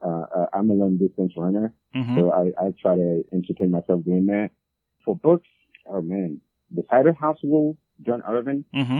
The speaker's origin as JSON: {"language": "English", "country": "Haiti", "said": "I'm from Haiti"}